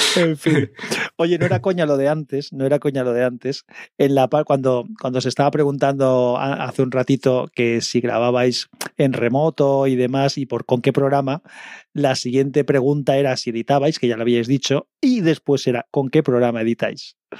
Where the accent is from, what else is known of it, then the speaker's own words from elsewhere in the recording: Valencia, Valencian Community, Spain; yo soy de Valencia